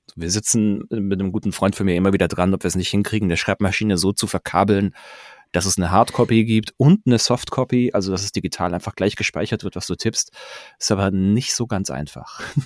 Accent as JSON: {"language": "German", "town": "Pforzheim", "region": "Baden-Württemberg", "country": "Germany", "tie": "born or raised there", "said": "ich bin in Pforzheim groß geworden"}